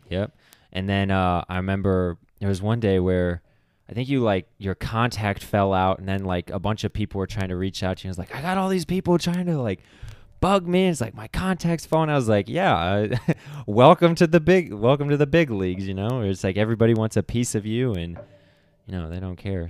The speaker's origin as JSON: {"language": "English", "town": "Akron", "region": "Ohio", "country": "United States", "tie": "born or raised there", "said": "that's also my hometown"}